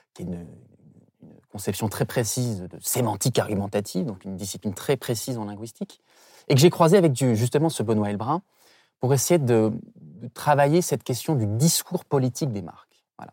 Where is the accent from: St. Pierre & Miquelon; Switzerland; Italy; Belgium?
St. Pierre & Miquelon; je viens de Saint-Pierre-et-Miquelon, qui est effectivement euh, un archipel français près de l'Amérique euh, du Nord.